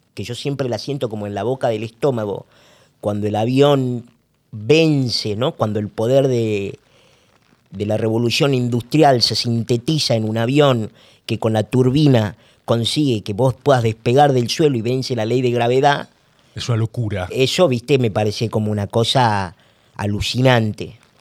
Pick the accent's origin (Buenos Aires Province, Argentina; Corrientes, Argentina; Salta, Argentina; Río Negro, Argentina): Salta, Argentina; moved away; also born or lived in Buenos Aires; yo soy salteño